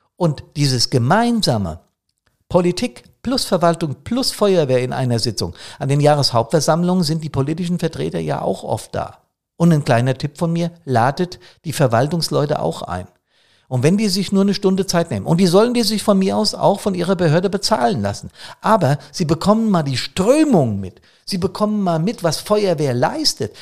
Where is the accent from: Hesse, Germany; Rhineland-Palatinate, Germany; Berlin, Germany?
Hesse, Germany; Main-Taunus district; Der Main-Taunus-Kreis hier für meine Heimatstadt